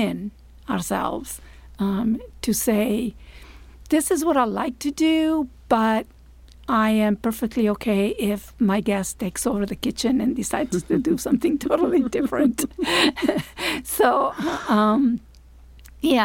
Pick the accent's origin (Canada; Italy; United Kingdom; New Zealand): Italy; English is a second language; moved away as an adult; also born or lived in Maine / Florida; now in United States; Italy, which is my home country, where I come from.